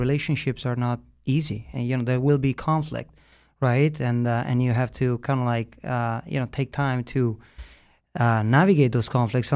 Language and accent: English; Italy; now in New York City, United States; I grew up in Italy